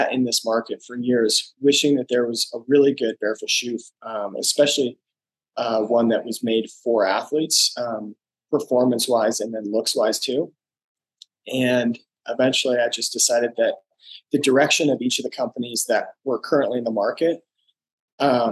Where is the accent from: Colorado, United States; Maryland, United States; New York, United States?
Colorado, United States; Lakewood; I'm from Lakewood, Colorado. I grew up here